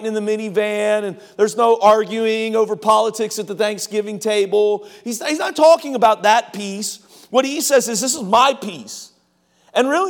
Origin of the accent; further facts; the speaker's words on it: Cincinnati, Ohio, United States; I grew up in Cincinnati